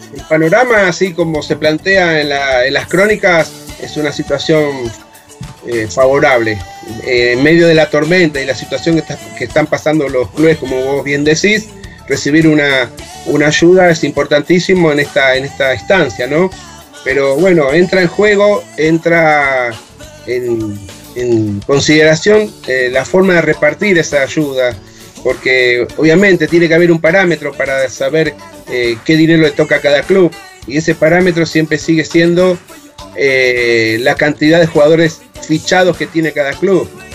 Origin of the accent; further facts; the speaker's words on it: Argentina; soy argentino